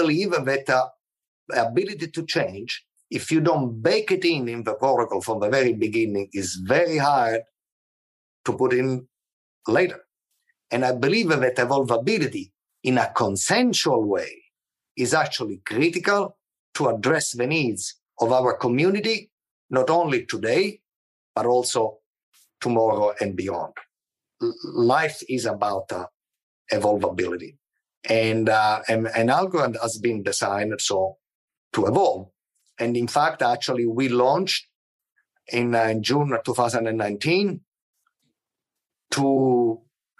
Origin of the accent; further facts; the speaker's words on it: Palermo, Sicily, Italy; moved away; also born or lived in Agrigento; I was born in Palermo, but I lived, you know, in Agrigento for a few years